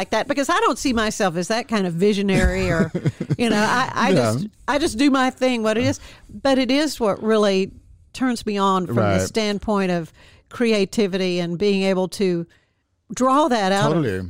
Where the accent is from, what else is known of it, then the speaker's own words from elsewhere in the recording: Waco, Texas, United States; Well, I am a native Wacoan.